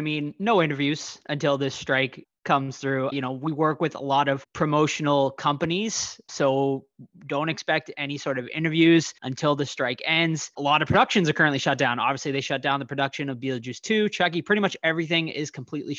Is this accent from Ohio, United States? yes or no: no; Boston, Massachusetts, United States; accent: Boston; My Boston accent